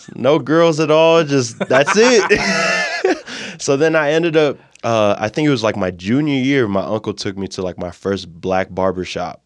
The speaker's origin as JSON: {"language": "English", "town": "Moreno Valley", "region": "California", "country": "United States", "tie": "born or raised there", "also_born_or_lived": "Provo, Utah", "moved": "as an adult", "lives_now": "Utah, United States"}